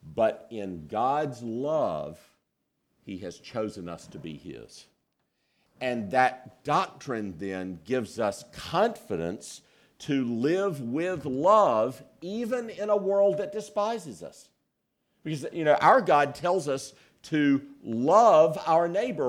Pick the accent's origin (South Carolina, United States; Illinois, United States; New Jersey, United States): South Carolina, United States; I was born in South Carolina